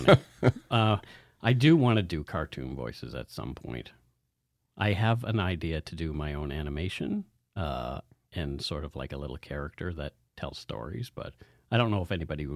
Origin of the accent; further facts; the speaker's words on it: Bridgewater, Nova Scotia, Canada; The one from my hometown, Bridgewater